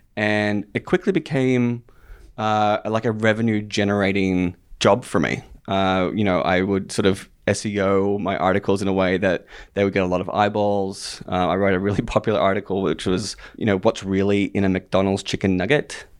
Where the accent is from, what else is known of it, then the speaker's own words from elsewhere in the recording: Australia; moved away; I was born and raised in Australia